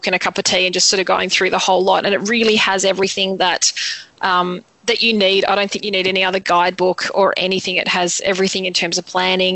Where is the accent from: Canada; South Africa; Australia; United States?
Australia; we're from Australia